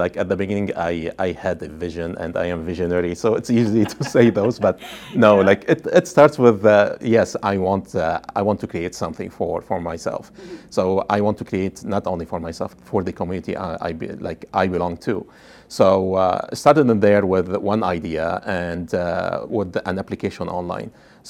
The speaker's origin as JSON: {"language": "English", "country": "Lebanon", "moved": "as an adult", "said": "When I came from Lebanon, I had an MBA and said, maybe I will find a good job"}